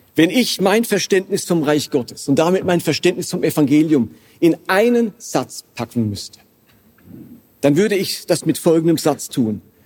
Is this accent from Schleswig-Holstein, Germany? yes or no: no; Karlsruhe, Baden-Württemberg, Germany; moved away; also born or lived in Basel; ich stamme aus Karlsruhe ursprünglich